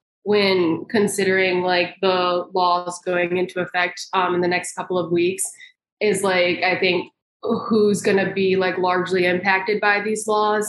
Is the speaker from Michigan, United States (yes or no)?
yes; Michigan, United States; now in Indiana, United States; I am originally from Michigan